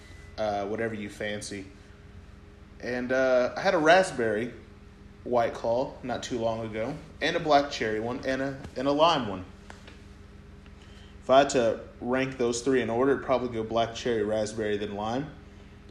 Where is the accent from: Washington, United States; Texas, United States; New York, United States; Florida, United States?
Texas, United States; Sherman; we're from Sherman, and there's this rivalry, high school rivalry